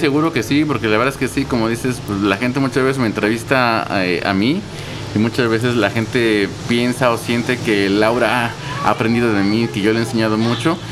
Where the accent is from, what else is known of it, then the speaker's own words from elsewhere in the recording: Mexico City, Mexico; Yo soy aquí de la Ciudad de México. Nací en, en Coyoacán y creo que toda la vida lo pues, sigo viviendo en Coyoacán.